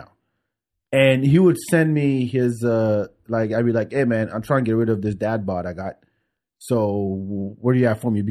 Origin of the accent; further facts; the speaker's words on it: France; moved away; friends I grew up with in France.